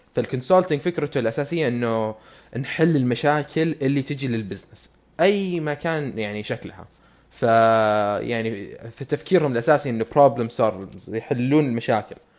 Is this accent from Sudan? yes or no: no; Saudi Arabia; عندنا بالسعودية